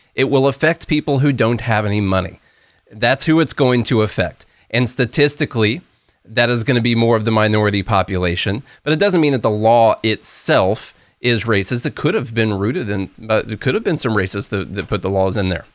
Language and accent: English; Illinois, United States; I'm from Illinois